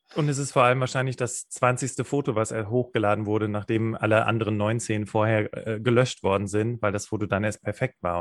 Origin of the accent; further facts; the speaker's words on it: Rhineland, Germany; wir kommen ja beide aus dem Rheinland